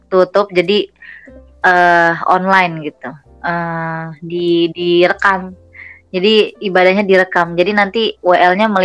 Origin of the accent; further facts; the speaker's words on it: Indonesia; now in Germany; Gue sebagai warga Indo eh maksudnya iya warga warga